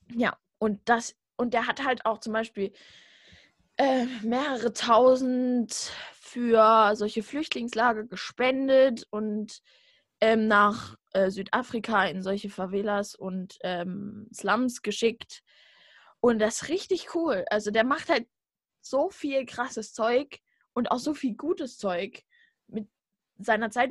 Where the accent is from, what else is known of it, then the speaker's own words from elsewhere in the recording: Saxony, Germany; ich komme aus Sachsen, oh, aus dem braunen Winkel